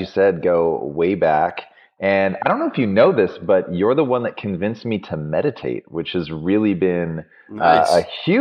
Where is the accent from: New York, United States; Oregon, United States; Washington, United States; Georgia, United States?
Washington, United States; Tacoma; I grew up in Tacoma, Washington